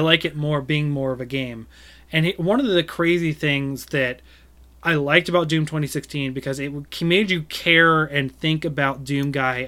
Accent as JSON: {"language": "English", "country": "United States", "said": "I'm American"}